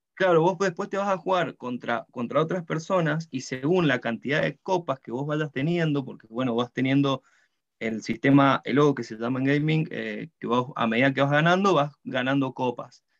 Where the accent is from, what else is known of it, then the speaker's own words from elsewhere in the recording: Mendoza, Argentina; moved away as an adult; now in New Zealand; yo soy mendocino, eh, de Argentina